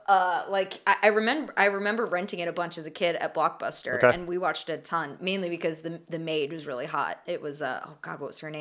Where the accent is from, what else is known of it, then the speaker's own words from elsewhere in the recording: United States; speaking as an American